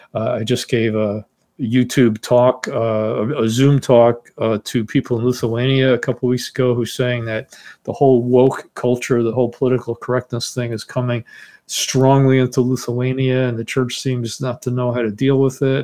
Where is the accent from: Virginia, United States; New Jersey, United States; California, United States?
New Jersey, United States; Teaneck; also born or lived in Bronx, New York City; I was born in New York City, in the Bronx, and grew up in Teaneck, New Jersey